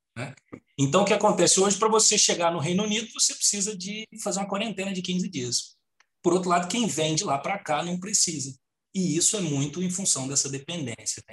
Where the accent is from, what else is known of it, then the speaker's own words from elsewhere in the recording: Brazil; now in Portugal; nós somos brasileiros